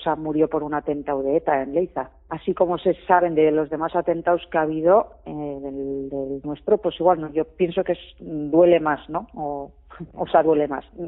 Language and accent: Spanish; Leitza, Navarre, Spain; moved away as an adult; now in Álava, Spain; yo adoro a mi pueblo